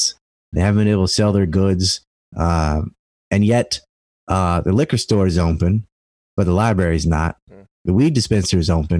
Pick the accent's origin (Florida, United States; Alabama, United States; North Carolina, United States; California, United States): North Carolina, United States; Cape Hatteras Island; I'm from Cape Hatteras Island